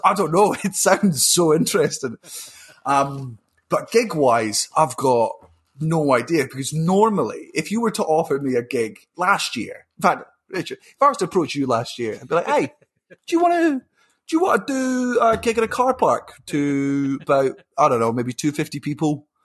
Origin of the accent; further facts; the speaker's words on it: Fife, Scotland, United Kingdom; accent: Fife; moved up to Fife when I was four and then went worse because I went to the Fife accent